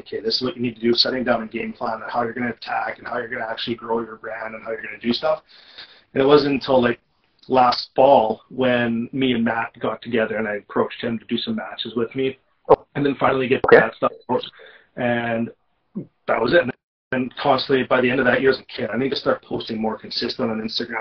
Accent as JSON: {"language": "English", "region": "Manitoba", "country": "Canada", "tie": "born or raised there", "moved": "yes", "said": "growing up in Manitoba"}